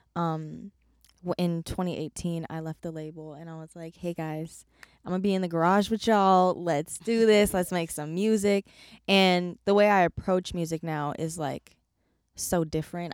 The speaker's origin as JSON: {"language": "English", "region": "California", "country": "United States", "tie": "born or raised there", "said": "I am from California, born and raised."}